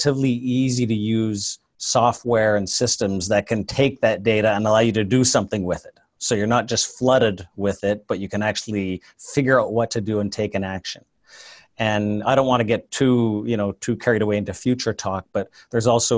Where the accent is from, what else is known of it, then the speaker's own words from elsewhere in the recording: Canada; moved away as an adult; now in Silicon Valley, United States; I'm actually a Canadian originally, but I moved down here in the late 90s